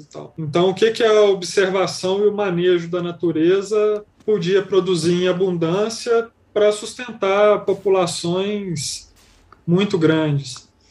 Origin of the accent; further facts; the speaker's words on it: Belo Horizonte, Minas Gerais, Brazil; Eu sou nascido em Belo Horizonte